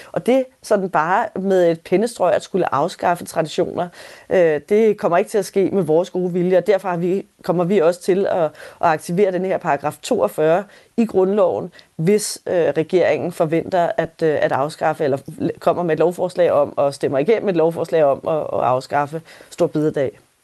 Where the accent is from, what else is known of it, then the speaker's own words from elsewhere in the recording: Denmark; hvor meget af traditionerne og, og vores kultur betyder for os som danskere